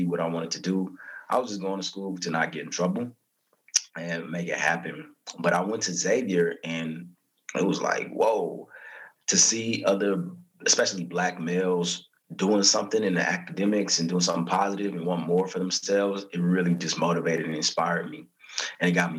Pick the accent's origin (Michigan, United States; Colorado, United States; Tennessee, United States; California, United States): California, United States; Southern; also born or lived in Lynwood, California / Corona, California / New Orleans, Louisiana; I'm from California, born and raised in SoCal. I was living in LA, the Linwood area, then moved out to Corona